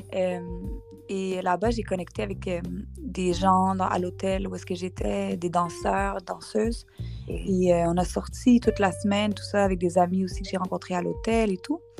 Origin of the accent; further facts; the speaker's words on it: Montreal, Quebec, Canada; je suis née à Montréal, au Québec, au Canada